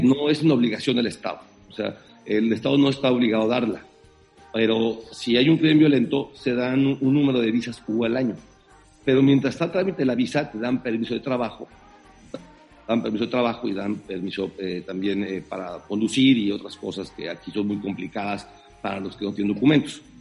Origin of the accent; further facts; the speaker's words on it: Chiapas, Mexico; moved away as an adult; now in United States; siempre eh, lo llevo en el corazón a, mi estado y a, mi pueblo. Eh, aquí hay muchos chapanecos también